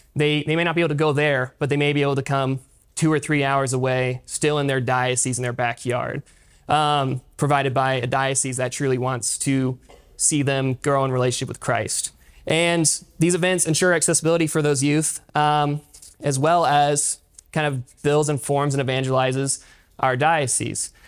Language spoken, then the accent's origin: English; Pryor, Oklahoma, United States; I grew up in Pryor, attending uh, St. Mark's parish up there.